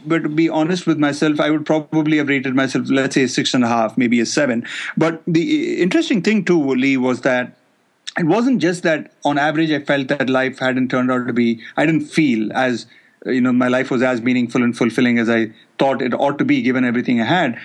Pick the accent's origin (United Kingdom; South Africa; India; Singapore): India; moved away as an adult; being from India, I felt comfortable taking them to my home country